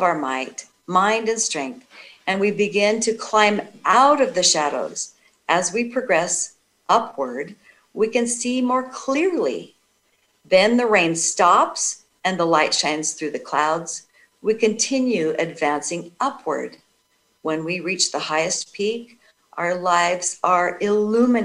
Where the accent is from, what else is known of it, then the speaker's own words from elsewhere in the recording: Idaho, United States; my home state of Idaho